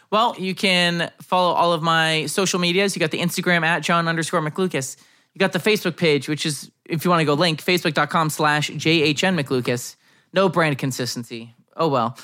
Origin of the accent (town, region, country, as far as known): United States